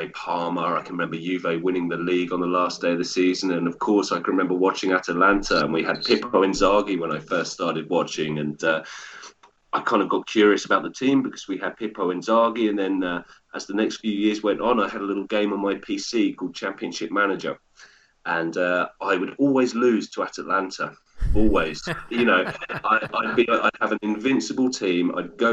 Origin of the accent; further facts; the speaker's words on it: England, United Kingdom; I grew up in England